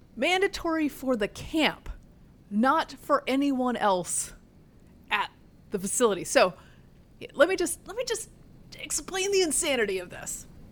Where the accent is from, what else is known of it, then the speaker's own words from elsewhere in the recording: Durham, North Carolina, United States; also born or lived in Northern Virginia; now in Arlington County, United States; I sent my children to camp in my hometown. which is in the state of North Carolina